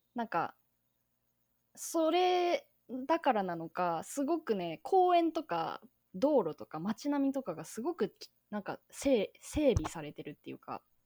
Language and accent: Japanese; Tokyo, Japan; also born or lived in Shizuoka / Kanagawa; now in Fukuoka, Japan; 出身が東京でまあその間静岡に行ってみたり神奈川に行ってみたりしたんですけど今は福岡県に住んでおりまして